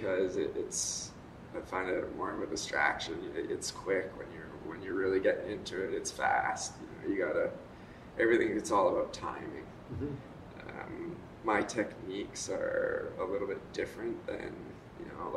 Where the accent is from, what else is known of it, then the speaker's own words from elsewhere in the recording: Squamish, British Columbia, Canada; I'm from Squamish, BC, which is just north of Vancouver and south of Whistler